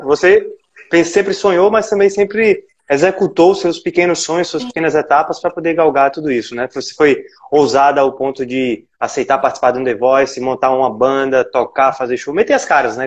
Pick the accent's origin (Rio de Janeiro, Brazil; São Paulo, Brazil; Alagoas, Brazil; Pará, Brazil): Alagoas, Brazil; E aqui em Alagoas, né? Eu também sou alagoano.